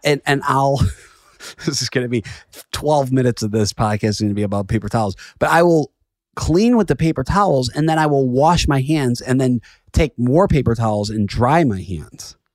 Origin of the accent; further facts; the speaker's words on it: Chicago, Illinois, United States; now in New York, United States; I'm from Chicago